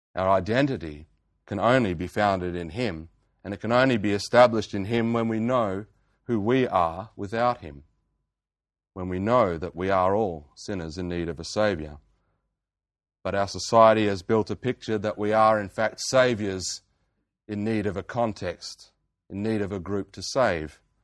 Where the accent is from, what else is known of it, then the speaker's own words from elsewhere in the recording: Geraldton, Western Australia, Australia; my hometown in Geraldton